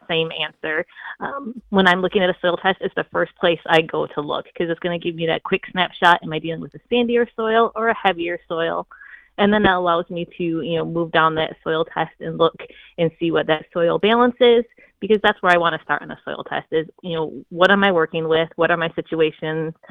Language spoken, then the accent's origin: English; Michigan, United States; I'm from Michigan